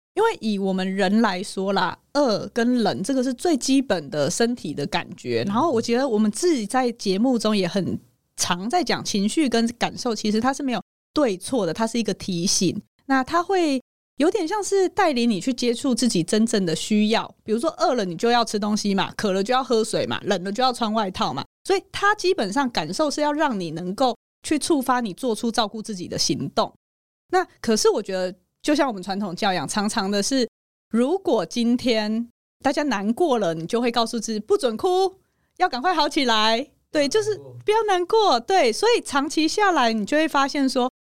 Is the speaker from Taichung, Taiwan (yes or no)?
no; Hualien, Hualien County, Taiwan; 你知道我在花莲长大，地很大，所以我们的校园就是一个城堡，而且非常大的那种